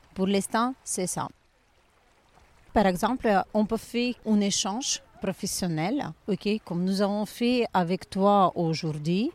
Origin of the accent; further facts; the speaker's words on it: Ukraine; French is a second language; also born or lived in Pisa, Italy / Saint-Jean-Cap-Ferrat, France; now in Monaco; je suis ukrainienne